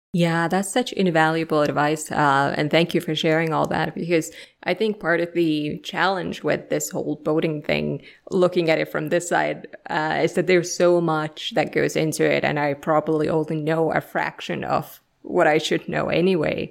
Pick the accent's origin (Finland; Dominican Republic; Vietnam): Finland; English is a second language; moved away; I'm originally from Finland, so uh, you know nobody speaks my language, so I kind of have to speak everybody else's language